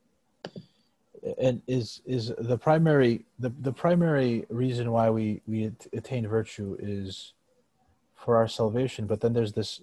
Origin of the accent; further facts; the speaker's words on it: United States; I was born in the United States, so my native land, but also my ancestral land in Greece.